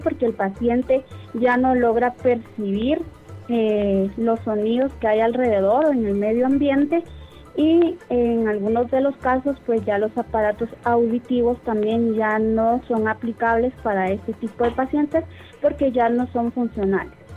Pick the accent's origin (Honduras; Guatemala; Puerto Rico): Guatemala; nosotros como guatemaltecos